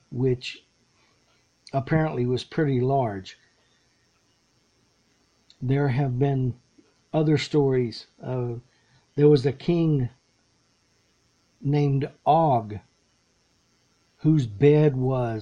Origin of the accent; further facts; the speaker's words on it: Lexington, Texas, United States; Back where I grew up, there up in Central Texas